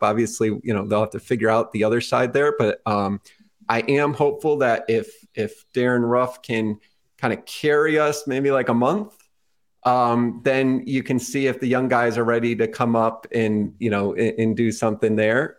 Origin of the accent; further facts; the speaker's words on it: Connecticut, United States; growing up in Connecticut